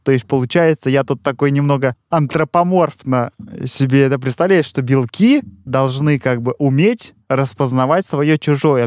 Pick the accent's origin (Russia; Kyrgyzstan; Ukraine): Russia; now in Europe; мы с Катей из России работаем в Европе